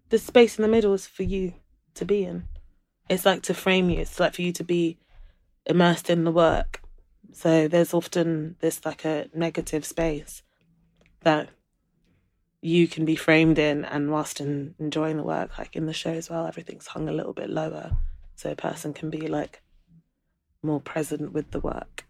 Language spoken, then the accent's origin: English; London, United Kingdom; also born or lived in Brighton; I grew up in London